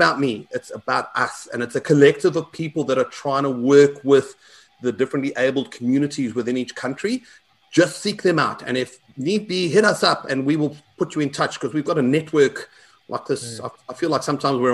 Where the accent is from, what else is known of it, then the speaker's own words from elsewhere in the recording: South Africa; I'm South African